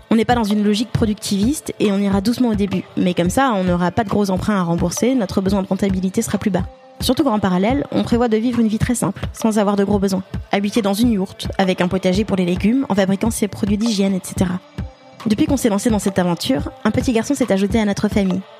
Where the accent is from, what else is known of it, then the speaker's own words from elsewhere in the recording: Paris, Île-de-France, France; Je suis née à Paris et j'y ai grandi.